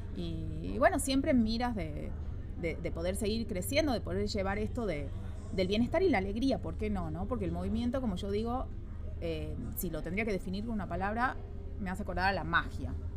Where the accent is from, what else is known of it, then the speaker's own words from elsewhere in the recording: San Miguel de Tucumán, Tucumán, Argentina; moved away as an adult; now in Santiago, Chile; Tucumán, Argentina, mi ciudad de origen